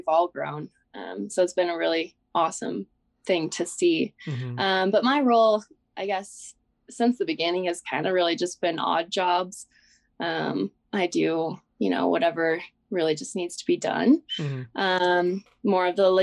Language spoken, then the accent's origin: English; Wyoming, United States; So I'm from Wyoming.